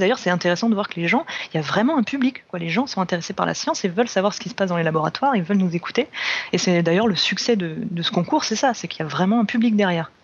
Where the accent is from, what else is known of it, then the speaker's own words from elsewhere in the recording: France; chez nous en France